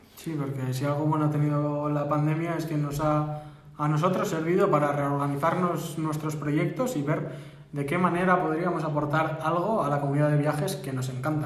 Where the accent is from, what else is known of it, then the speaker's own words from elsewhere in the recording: Barakaldo, Basque Country, Spain; somos dos personas de Baracaldo